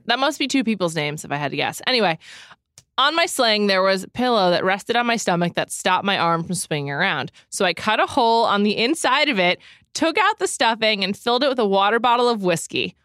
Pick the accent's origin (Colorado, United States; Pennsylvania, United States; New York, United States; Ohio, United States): New York, United States; New York City; I grew up in New York City